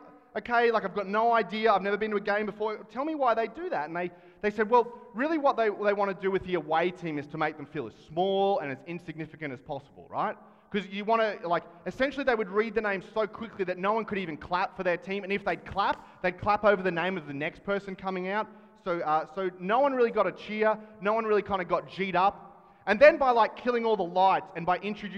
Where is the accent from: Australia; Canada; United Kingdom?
Australia; as an Australian